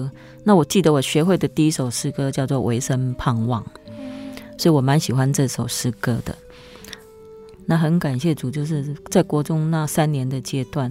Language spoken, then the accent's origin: Chinese; Kaohsiung, Taiwan; 对，然后因为我又是从高雄市去嫁到新埤，那又没有朋友。